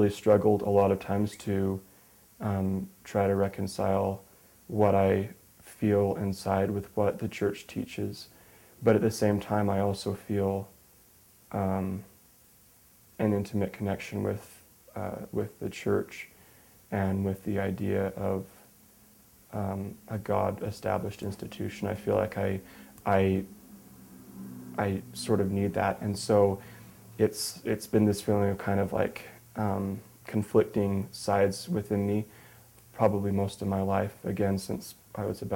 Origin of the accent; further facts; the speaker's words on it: Salt Lake City, Utah, United States; also born or lived in Minnesota; I'm from Salt Lake City, Utah